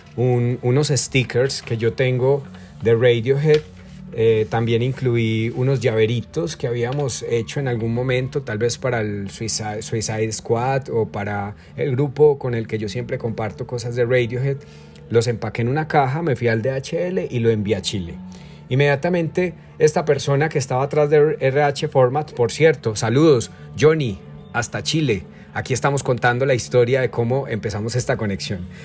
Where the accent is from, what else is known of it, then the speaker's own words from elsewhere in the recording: Colombia; also born or lived in Armenia, Quindío; yo soy colombiano, pues vivo en Colombia. Recuerden que estoy en Armenia, Quindío, Colombia.